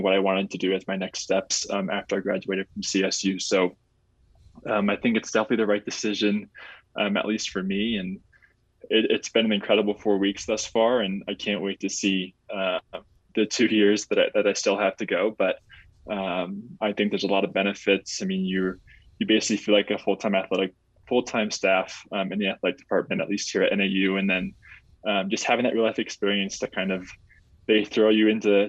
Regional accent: Sacramento, California, United States; moved away as an adult; also born or lived in Fort Collins, Colorado; now in Flagstaff, United States; Originally, I'm from Sacramento, California. So I grew up there

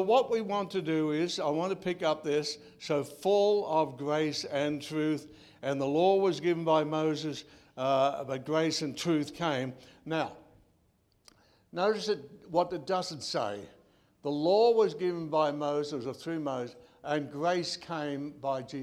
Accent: Australia; Being an Australian

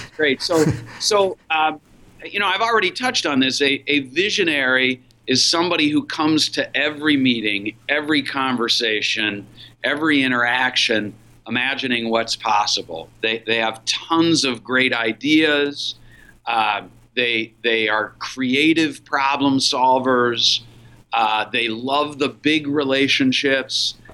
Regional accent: Minneapolis, Minnesota, United States; also born or lived in Columbus, Ohio; I was running a small business in Minneapolis, my hometown and I had moved to Minneapolis from Columbus, Ohio uh, for the opportunity

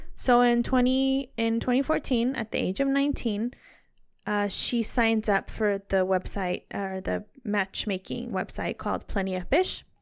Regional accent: Northern California, United States; I'm from Northern California

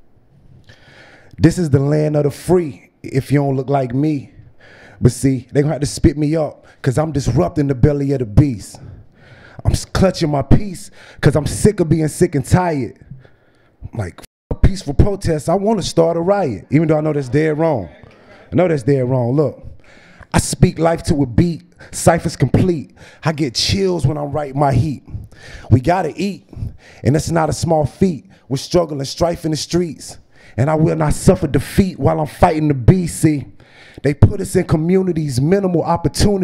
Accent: Greensboro, North Carolina, United States; I'm from Greensboro

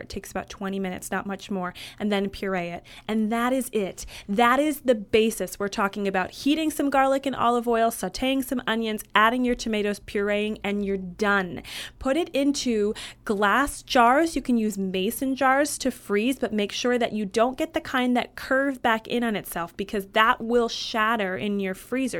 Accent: Michigan, United States; I grew up in Michigan

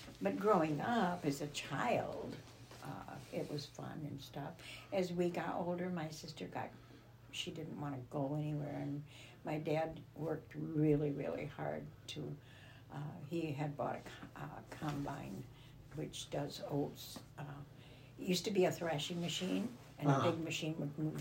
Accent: Herkimer, New York, United States; I was born in Herkimer, New York

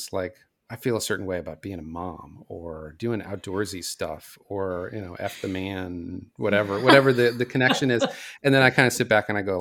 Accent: Upper St. Clair, Pennsylvania, United States; moved away as an adult; I went to Upper St. Clair, was going to go to Syracuse University for photography. Ended up going to journalism school out here

